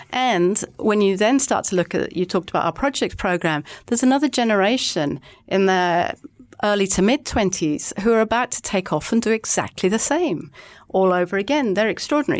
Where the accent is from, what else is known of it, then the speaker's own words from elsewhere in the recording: England, United Kingdom; now in Auckland, New Zealand; I'm English